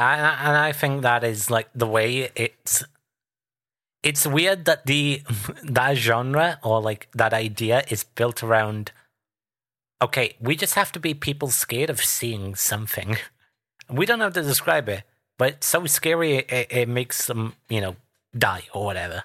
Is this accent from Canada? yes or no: no; United Kingdom; as a Brit